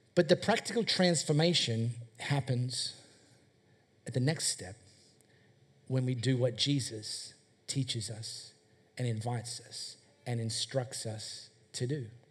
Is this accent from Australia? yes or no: yes; High Wycombe, Western Australia, Australia; I grew up in High Wycombe, just over there.